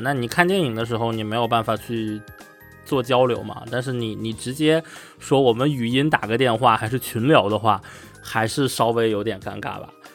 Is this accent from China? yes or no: yes; China; now in Netherlands; 我是一个中国人